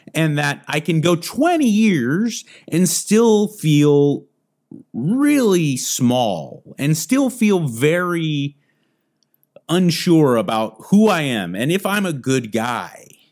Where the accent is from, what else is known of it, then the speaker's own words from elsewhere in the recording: United States; Being born American